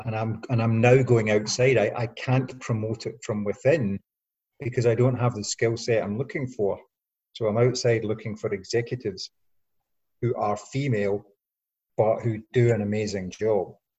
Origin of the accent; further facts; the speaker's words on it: Scotland, United Kingdom; I'm a Scottish working class guy